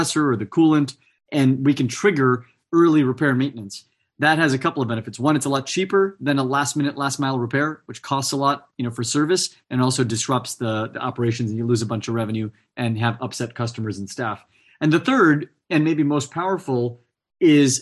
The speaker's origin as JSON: {"language": "English", "town": "Fresno", "region": "California", "country": "United States", "tie": "born or raised there", "said": "I grew up in the Central Valley in California in an ag town called Fresno"}